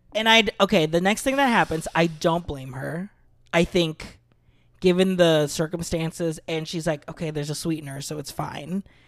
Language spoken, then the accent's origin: English; Philippines; I'm Filipino